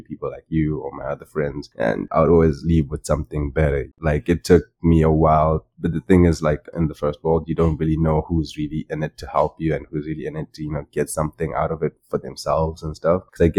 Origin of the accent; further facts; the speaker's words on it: Chinhoyi, Mashonaland West, Zimbabwe; like that's the city that I grew up in Zimbabwe.